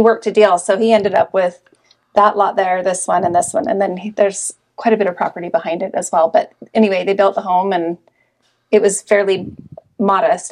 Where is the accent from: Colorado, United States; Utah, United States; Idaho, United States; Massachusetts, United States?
Utah, United States; Salt Lake City; also born or lived in Heber City; I grew up in Salt Lake. Have really never lived anywhere else. I grew up in Sugar House.